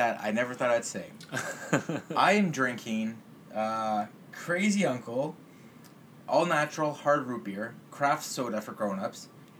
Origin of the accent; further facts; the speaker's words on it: Mississauga, Ontario, Canada; we're from Mississauga.